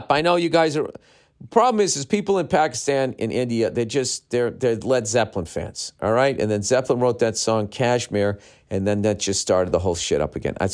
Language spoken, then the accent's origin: English; Mexico; now in Miami, United States; I was born and raised in Mexico, and I now live in Miami. Uh, my mom's side of the family is completely Mexican, and as I'm sure you know, us Mexican loves love limes and we also love drinking.